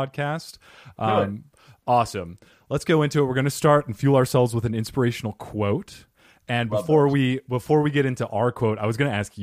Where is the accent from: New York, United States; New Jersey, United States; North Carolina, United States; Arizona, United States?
Arizona, United States; Scottsdale; I'm from Scottsdale